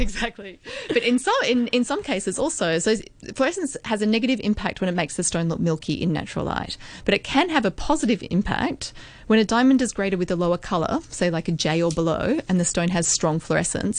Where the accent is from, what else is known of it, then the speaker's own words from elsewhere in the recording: Australia; moved away as an adult; also born or lived in Hong Kong; a naive twenty six year old Australian girl just arrived on the shores of Hong Kong.